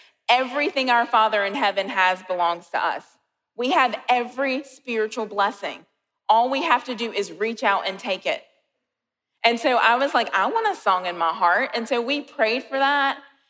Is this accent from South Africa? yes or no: no; Colombia; So I'm from Columbia, and last week I went home and I was staying at my parents' house.